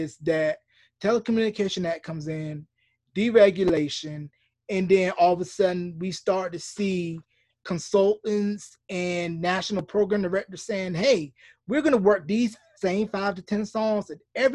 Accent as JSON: {"language": "English", "region": "North Carolina", "country": "United States", "tie": "born or raised there", "said": "the hometown that I grew up in North Carolina"}